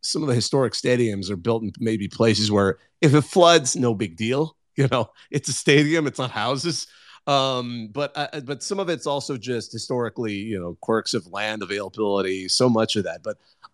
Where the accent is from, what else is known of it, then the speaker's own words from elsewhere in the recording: Bakersfield, California, United States; my hometown of Bakersfield